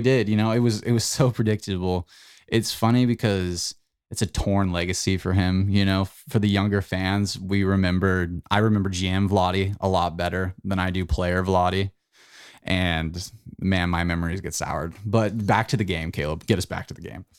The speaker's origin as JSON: {"language": "English", "country": "United States", "said": "we, as American superiorists that we are"}